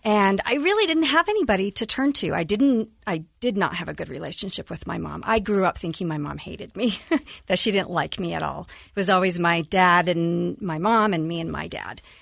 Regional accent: Cottonwood Heights, Utah, United States; also born or lived in Kearns, Utah; growing up in Cottonwood Heights, then we had to move to Kearns.

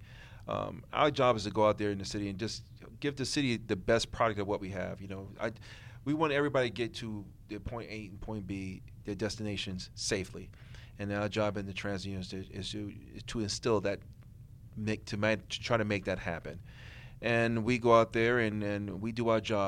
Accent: Brooklyn, New York, United States; moved away as an adult; I'm originally from Brooklyn, New York, and growing up in New York

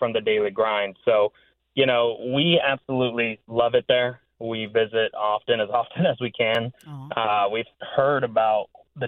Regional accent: Sacramento, California, United States; I was born and raised here. I graduated from El Camino High School in Carmichael in 2011.

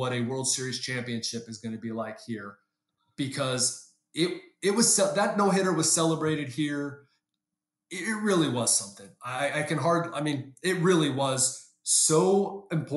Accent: San Diego, California, United States; I grew up in San Diego

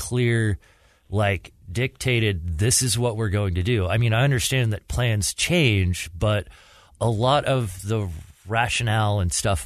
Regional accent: United States

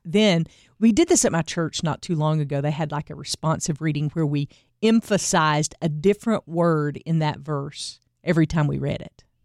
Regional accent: the Bible Belt, the South, United States; I grew up in the Bible Belt, going to church every Sunday and doing the things

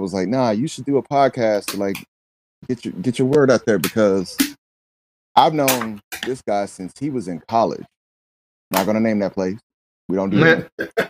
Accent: South Carolina, United States; I'm from South Carolina.

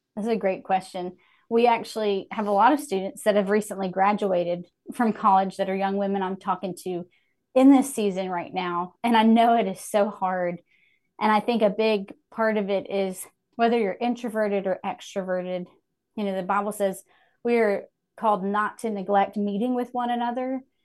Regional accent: Hickory, North Carolina, United States; moved back to my hometown of Hickory

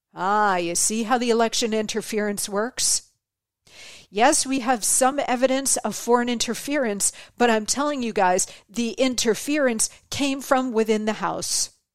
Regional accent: Fort Huachuca, Arizona, United States; I was born in Arizona at Fort Huachuca.

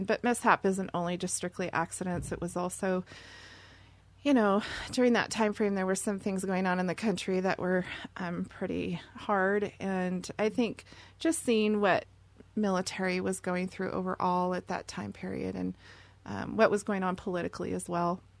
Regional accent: Seattle, Washington, United States; I'm from Seattle and born and raised there. Very proud of my native Seattle heritage.

